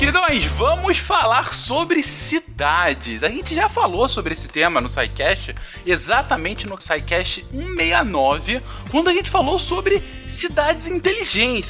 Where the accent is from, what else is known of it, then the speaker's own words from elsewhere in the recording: Rio de Janeiro, Brazil; No, no estado do Rio de Janeiro, onde eu cresci minha vida toda